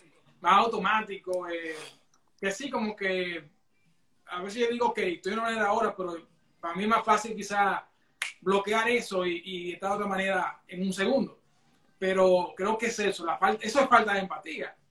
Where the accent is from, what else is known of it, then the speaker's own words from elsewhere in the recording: Santiago de los Caballeros, Santiago, Dominican Republic; moved away as an adult; now in Toronto, Canada; santiagueros de corazón, dominicanos de pura cepa.